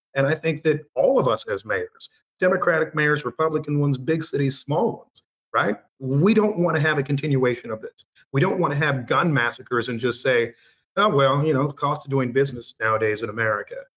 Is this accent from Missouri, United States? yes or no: yes; Missouri, United States; my home state of Missouri